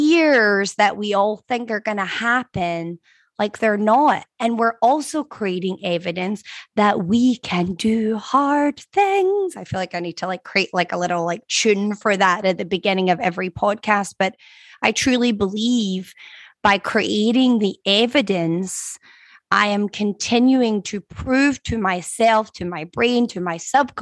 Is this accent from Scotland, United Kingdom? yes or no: yes; Scotland, United Kingdom; now in Florida, United States; I'm from Scotland. We don't learn to swim until we're like 15 years old, okay? Whereas now that I live in Florida